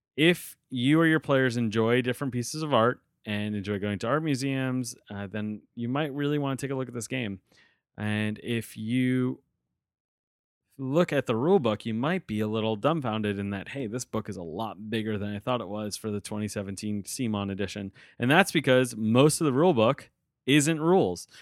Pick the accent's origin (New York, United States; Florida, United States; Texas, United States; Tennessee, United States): New York, United States; outside of New York City, United States; I was growing up outside of New York City